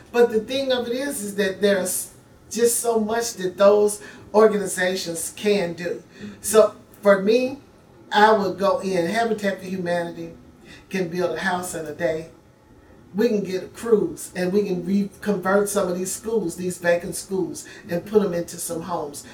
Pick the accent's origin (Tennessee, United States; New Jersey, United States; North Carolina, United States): Tennessee, United States; Memphis; now in Nashville, United States; I am from Memphis, but I am been a resident of Nashville for 40 plus years